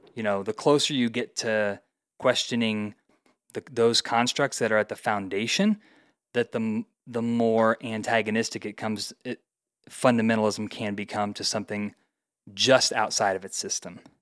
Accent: Indiana, United States; moved away as an adult; also born or lived in Colorado; now in Denver, United States; Went to college in Indiana, where I grew up

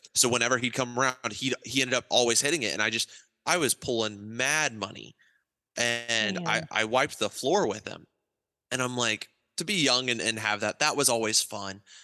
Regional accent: Ohio, United States; also born or lived in Alliance, Ohio / Eaton, Ohio; my dad and mom were from Wichita, Kansas, and we grew up in Alliance, Ohio, and then Eaton, Ohio, um, two different parts of Ohio

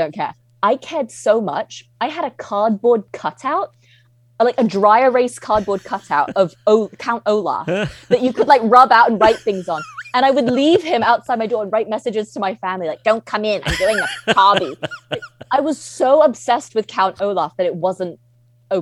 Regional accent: Hong Kong; also born or lived in United Kingdom; when I was a kid growing up in Hong Kong, there was no fiction for children about where I was from

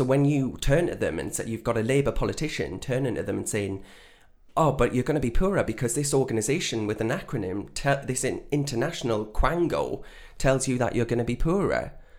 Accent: North East England, United Kingdom; I'm not. No, I'm from the North East.

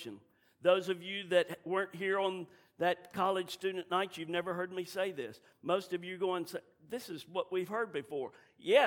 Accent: Southern, United States; I'm Southern

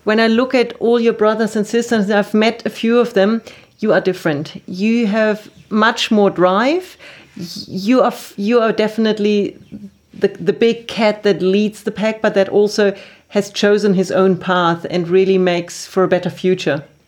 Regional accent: Germany; I'm from Germany

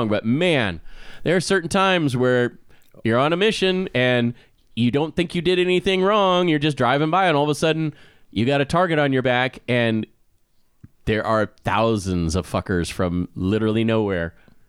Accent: Midwest, United States; growing up in the Midwest and growing up in an area where you have these fundamental churches

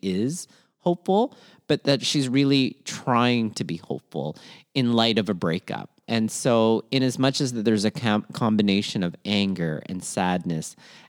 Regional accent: Philippines; sometimes being Filipino is really marked with being unendingly hopeful in a lot of ways

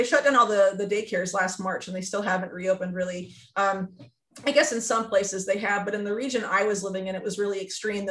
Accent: the South, United States; moved away as an adult; also born or lived in Cusco, Peru; I'm from the South

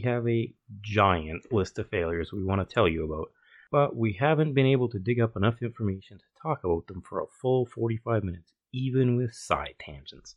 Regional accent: Calgary, Alberta, Canada; we're both from Calgary, Alberta, Canada

